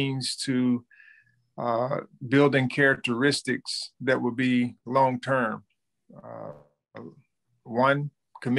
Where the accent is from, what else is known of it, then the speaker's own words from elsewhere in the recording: Thomasville, Georgia, United States; I was born and raised in Thomasville, Georgia, which is a small town, you know, about 45 minutes outside of north of Tallahassee